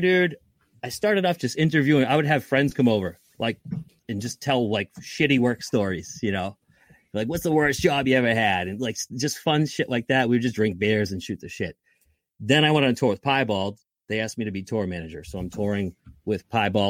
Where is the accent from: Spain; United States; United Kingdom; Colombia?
United States; Lynn, Massachusetts; also born or lived in Salem, Massachusetts; I was born and raised in Lynn